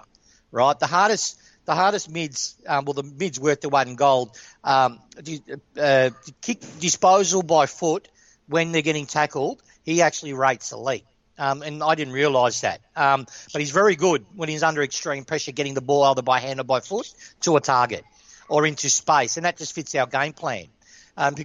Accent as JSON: {"language": "English", "area": "Broadmeadows", "region": "Victoria", "country": "Australia", "tie": "born or raised there", "said": "I grew up in Meadows"}